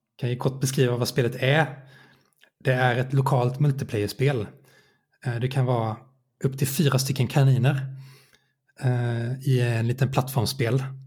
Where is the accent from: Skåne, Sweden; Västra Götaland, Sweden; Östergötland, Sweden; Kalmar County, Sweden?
Kalmar County, Sweden; Nybro; moved away as an adult; also born or lived in Linköping; now in Åtvidaberg, Sweden; Jag växte upp i Nybro i Småland